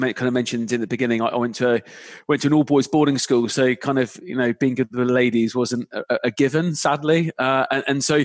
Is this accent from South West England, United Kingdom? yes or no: yes; the Cotswolds, South West England, United Kingdom; moved away as an adult; now in London, United Kingdom; I grew up in the Cotswolds, had an interesting growing up life